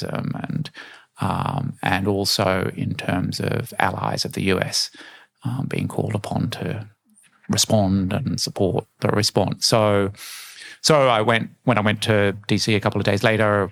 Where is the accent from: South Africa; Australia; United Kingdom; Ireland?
Australia; I'm Australian